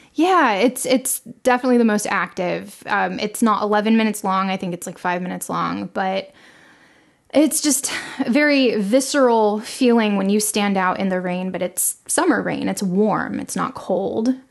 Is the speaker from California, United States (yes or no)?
yes; Los Angeles, California, United States; moved away as an adult; now in Longview, Texas, United States; I was born and raised in Los Angeles